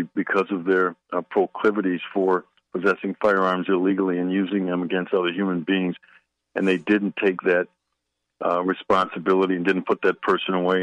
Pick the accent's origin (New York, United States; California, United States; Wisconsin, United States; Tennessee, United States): Wisconsin, United States; Milwaukee; moved away as an adult; now in Washington, D.C., United States; I was born and raised in Milwaukee, Wisconsin